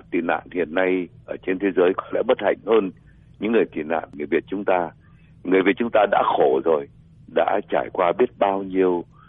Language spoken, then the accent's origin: Vietnamese; Vietnam; moved away; cộng đồng người Việt chúng ta